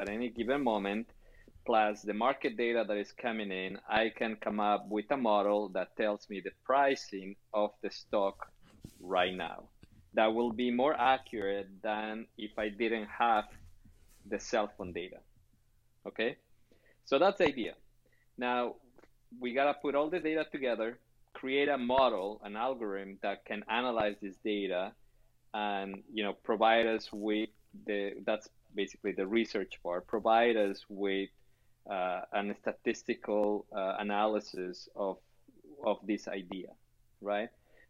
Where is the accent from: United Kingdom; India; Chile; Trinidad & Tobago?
Chile; Now, you know, I'm originally from Chile, and they have a saying over there that with enough time, everybody's a genius.